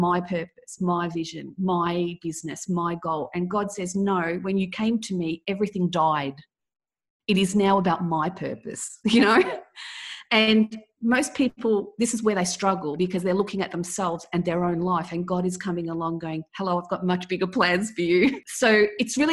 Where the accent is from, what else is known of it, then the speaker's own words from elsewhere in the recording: Melbourne, Victoria, Australia; I was born in Melbourne, Australia.